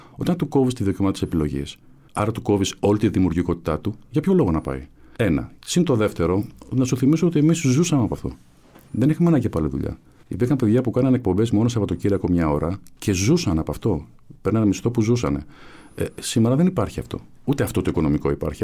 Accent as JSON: {"language": "Greek", "town": "Athens", "region": "Attica", "country": "Greece", "tie": "born or raised there", "said": "Εγώ γεννήθηκα στην ε, Κεφαλινίας, ε, βαφτίστηκα στον Άγιο Παντελεήμονα, εκεί έπαιζα."}